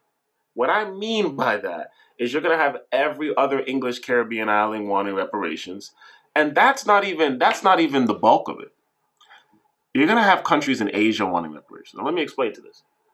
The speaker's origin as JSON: {"language": "English", "country": "Canada", "also_born_or_lived": "Jamaica (heritage)", "said": "as a Canadian."}